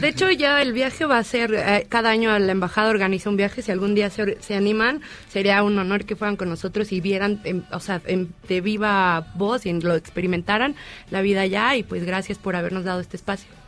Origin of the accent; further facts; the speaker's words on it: Mexico; nosotros como mexicanos